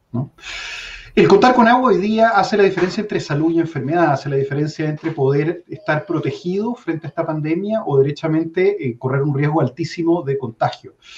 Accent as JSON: {"language": "Spanish", "country": "Chile"}